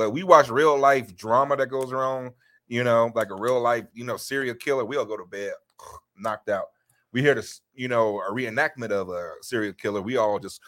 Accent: Chicago, Illinois, United States; I'm from Chicago

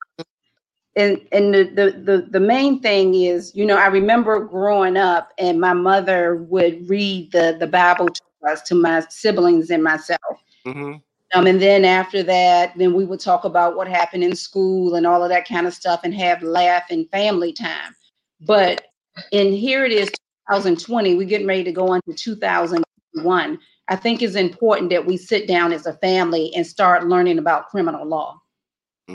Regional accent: United States; as an American, as an adult, indigenous American woman

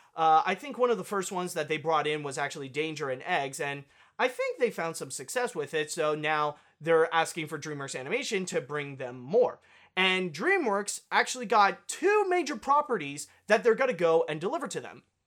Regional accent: Canada; I am Canadian

